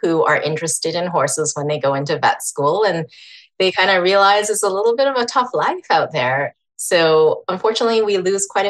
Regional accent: Edmonton, Alberta, Canada; I spent like 11 years or so in Edmonton, which is north of where I am now

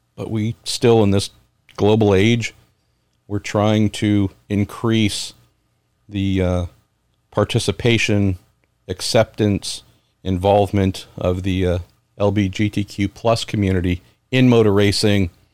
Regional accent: San Francisco Bay Area, California, United States; growing up in the San Francisco Bay Area

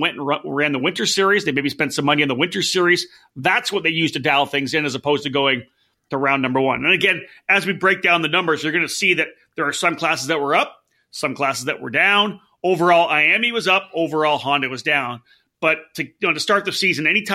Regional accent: Canada; I'm from Canada.

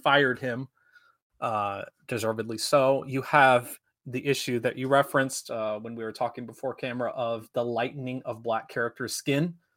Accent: South Dakota and Minnesota, United States; also born or lived in Sioux Falls, South Dakota; where I grew up in South Dakota and Minnesota

